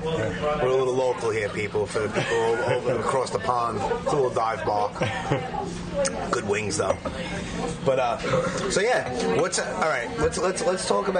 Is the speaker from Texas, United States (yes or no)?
no; New York City, New York, United States; I was born and raised in Brooklyn